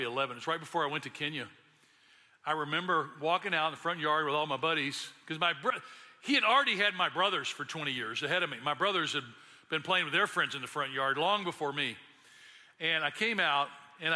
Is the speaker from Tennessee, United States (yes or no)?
yes; Memphis, Tennessee, United States; I grew up in Memphis